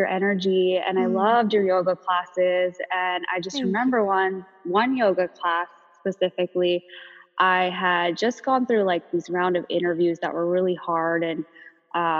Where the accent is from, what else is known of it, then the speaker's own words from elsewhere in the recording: Los Angeles, California, United States; I grew up in the San Fernando Valley